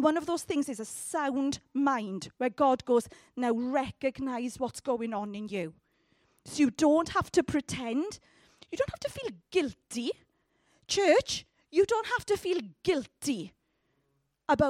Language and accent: English; United Kingdom; we are terribly British